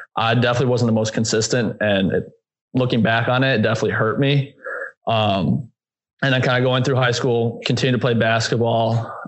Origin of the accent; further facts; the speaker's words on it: Aurora, Illinois, United States; Yeah, so originally I'm from Aurora, Illinois, which is western suburb of Chicago, about 45 minutes from the city.